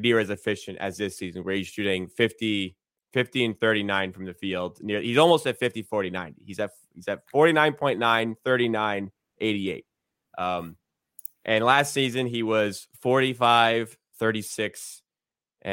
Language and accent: English; Canada; I'm Canadian